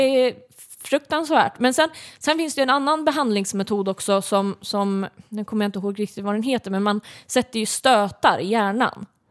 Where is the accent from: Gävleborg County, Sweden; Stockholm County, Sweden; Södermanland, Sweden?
Södermanland, Sweden; jag är uppväxt i, i Sörmland